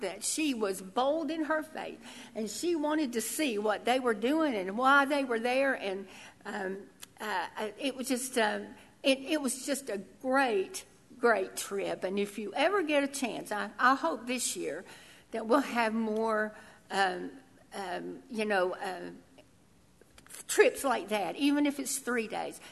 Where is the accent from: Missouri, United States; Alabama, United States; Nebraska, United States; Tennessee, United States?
Tennessee, United States; I'm from Tennessee, so I thought I lived in the South, but I lived in hollers.